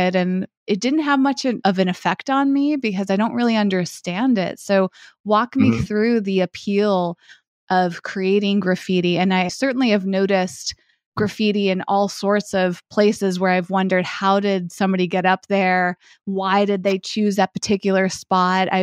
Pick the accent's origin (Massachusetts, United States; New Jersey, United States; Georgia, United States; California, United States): Massachusetts, United States; New York City is about 4 hours from where I grew up in Massachusetts